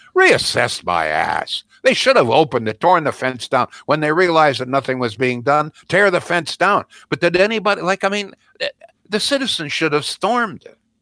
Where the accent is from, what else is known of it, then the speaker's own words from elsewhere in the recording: Canada; the Canada that most of us grew up